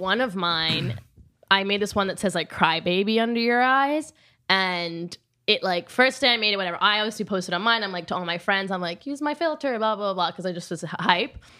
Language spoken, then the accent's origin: English; Rome, Lazio, Italy; moved away; also born or lived in New York; I'm from Rome 'cause that's where I grew up